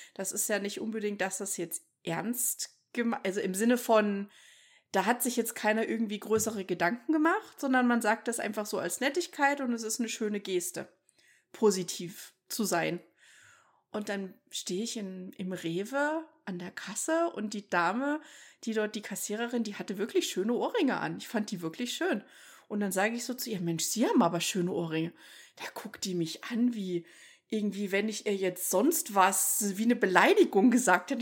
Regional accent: Thuringia, Germany; also born or lived in Munich; now in United States; bei uns in Thüringen

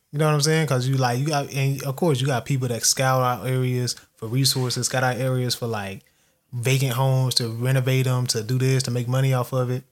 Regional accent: United States; I classify myself as American, 'cause I am American

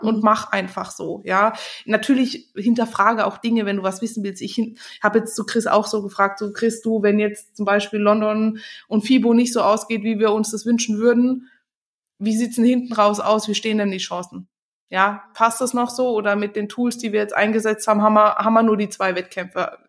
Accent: Germany; Bei uns in Deutschland

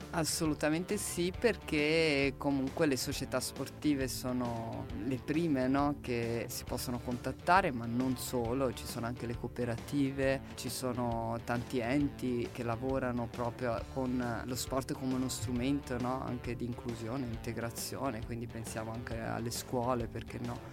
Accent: Livorno, Tuscany, Italy; io vengo dal Livorno, c'è una tradizione della pallacanestro, c'erano due squadre quando ero giovane

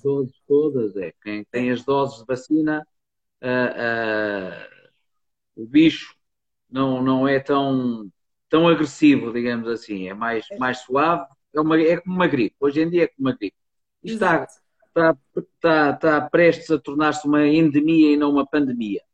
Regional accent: near Porto, Norte, Portugal; eu nasci e cresci numa, numa quinta aqui perto do Porto

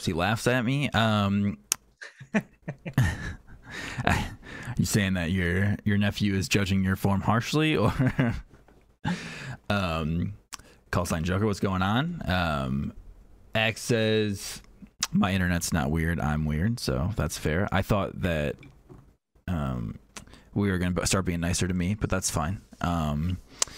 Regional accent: Buffalo, New York, United States; moved away as an adult; also born or lived in Italy; I had gone to Canada because I'm from Buffalo

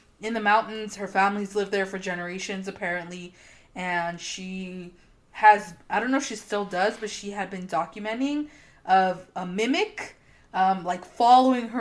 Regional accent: Mexico; we're from Mexico

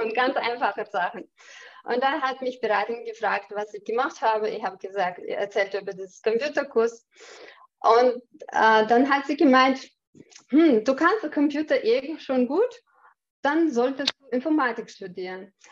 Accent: Chechnya, Russia; German is a second language; moved away as an adult; also born or lived in Austria; now in Vienna, Austria; Ich komme aus Tschetschenien. Bin, ähm, bin äh, vor 18 Jahren mit meinem Mann äh, nach Österreich als Flüchtling gekommen.

